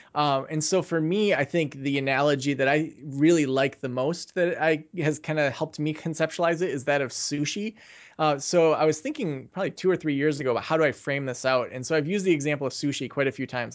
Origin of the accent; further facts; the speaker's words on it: Traverse City, Michigan, United States; moved away; also born or lived in Kalamazoo; move back to my hometown of Traverse City